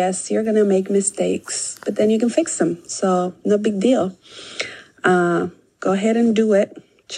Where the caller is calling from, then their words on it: Monrovia, California, United States; from Monrovia, California. I have been homeschooling for 11 years.